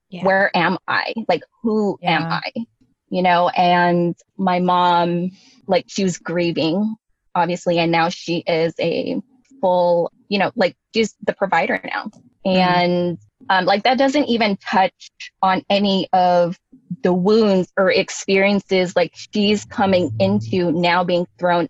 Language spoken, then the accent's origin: English; Bay Area, California, United States; growing up in the Bay Area